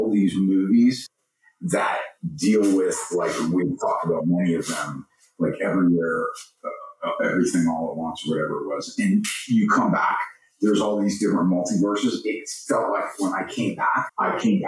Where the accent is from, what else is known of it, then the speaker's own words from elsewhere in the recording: the South, United States; also born or lived in Sicily; now in California, United States; We're both from the South